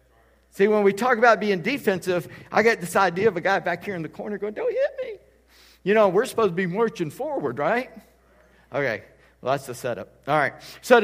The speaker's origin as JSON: {"language": "English", "town": "Charleston", "region": "South Carolina", "country": "United States", "said": "and you don't know where I'm from Charleston, South Carolina."}